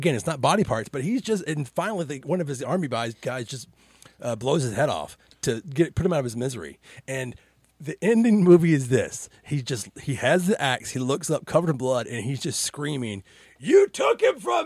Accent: United States; I'm American

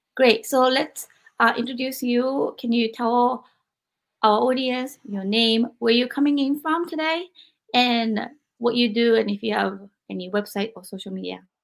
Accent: Japan; moved away; growing up in Japan

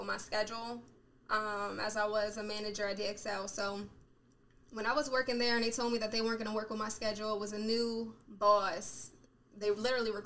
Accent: Harrisburg, Pennsylvania, United States; I'm from Harrisburg, Pennsylvania.

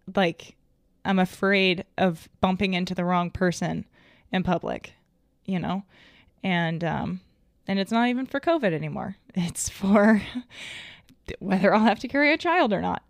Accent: Arkansas, United States; I was raised in Arkansas.

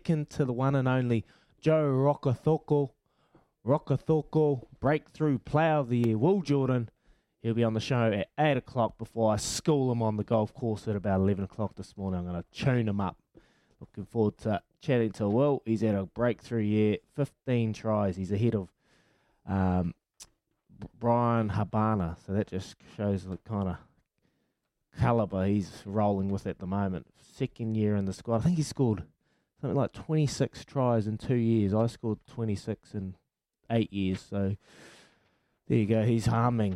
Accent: New Zealand; my hometown, the CD Stags

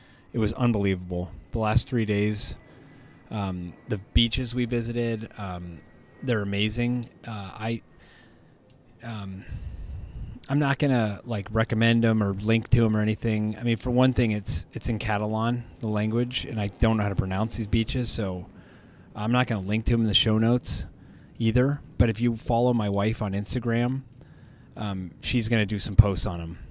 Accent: United States; as an American.

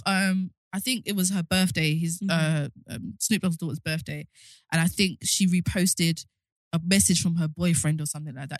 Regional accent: London, United Kingdom; if I'm from South London

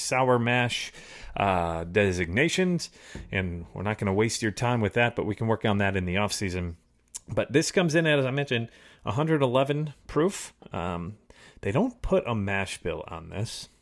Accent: Chicago, Illinois, United States; I grew up in the Chicago area

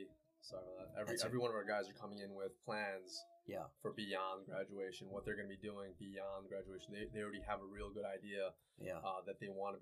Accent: Long Island, New York, United States; moved away; I'm from Long Island, New York, originally.

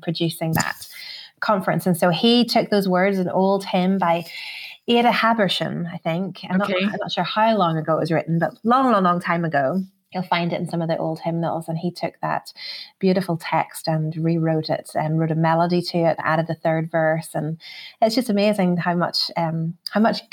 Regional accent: Belfast, Northern Ireland, United Kingdom; moved away; as a kid growing up in Northern Ireland, my mum would have always told us that story

